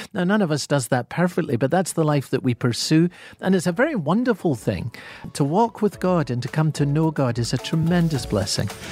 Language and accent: English; Scotland, United Kingdom; accent: Scottish; my Scottish accent